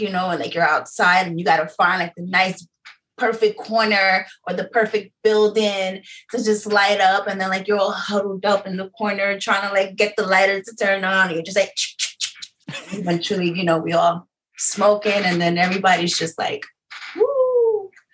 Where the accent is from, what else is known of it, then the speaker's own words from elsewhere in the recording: New York City, New York, United States; I am from Harlem